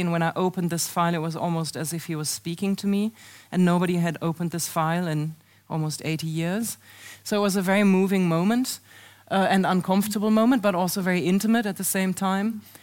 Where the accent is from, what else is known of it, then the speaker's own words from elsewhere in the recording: Germany; moved away as an adult; now in United States; a driving school that was for sale in my hometown in 1933